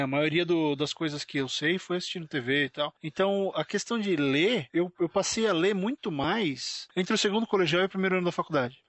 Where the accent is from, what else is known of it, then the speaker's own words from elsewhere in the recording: São Paulo, Brazil; nós dois somos de São Paulo